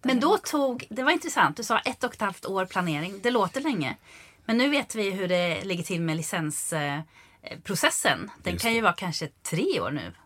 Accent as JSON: {"language": "Swedish", "country": "Sweden", "moved": "as an adult", "lives_now": "Mallorca, Spain"}